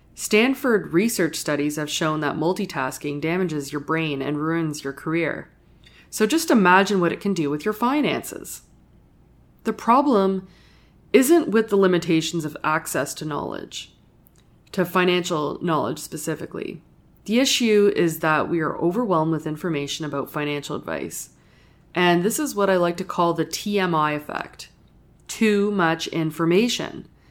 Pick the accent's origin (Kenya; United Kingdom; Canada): Canada; Sudbury, Ontario; I grew up in Northern Ontario and I'm a proud Northern Ontario